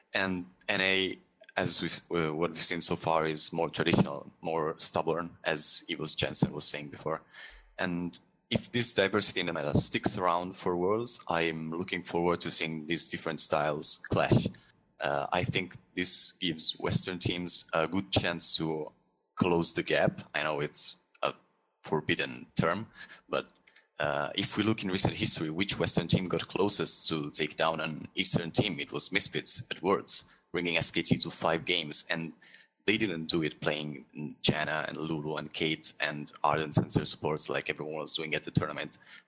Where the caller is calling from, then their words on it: Milan, Lombardy, Italy; I am not, but I'm calling from Milan, Italy.